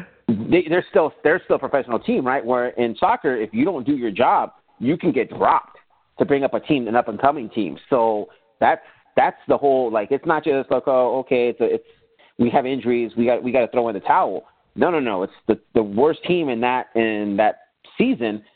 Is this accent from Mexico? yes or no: yes; Tijuana, Baja California, Mexico; now in United States; I was born here in the United States, but I was raised in Tijuana